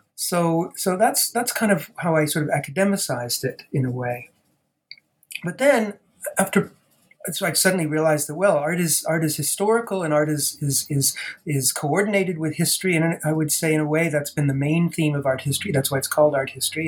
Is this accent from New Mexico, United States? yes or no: no; Providence, Rhode Island, United States; also born or lived in Boston, Massachusetts; I actually grew up in Providence, Rhode Island